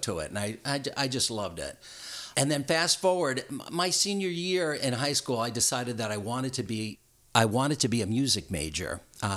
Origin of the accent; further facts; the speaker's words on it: Long Island, New York, United States; moved away; also born or lived in Connecticut; I was a kid from Long Island